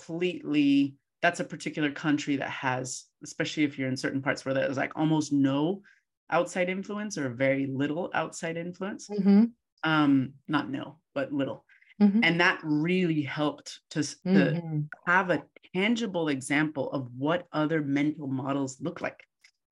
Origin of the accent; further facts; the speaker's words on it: United States; moved away as an adult; also born or lived in Colombia; I left this country, like I'm half American and half Colombian, right after undergrad